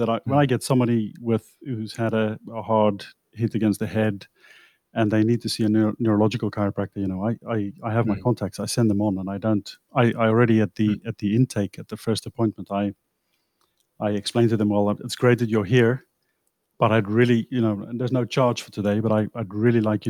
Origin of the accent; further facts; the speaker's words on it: South Africa; also born or lived in England; now in Netherlands; I'm South African. I grew up in South Africa